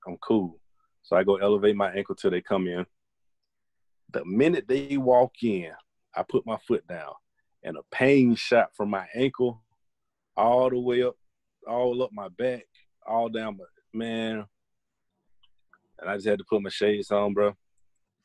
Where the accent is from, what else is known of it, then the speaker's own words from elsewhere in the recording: Atlanta, Georgia, United States; I'm from Atlanta